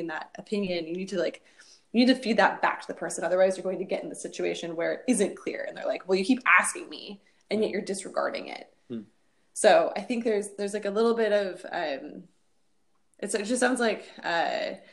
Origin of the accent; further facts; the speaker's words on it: Pacific Northwest, United States; I'm from the Pacific Northwest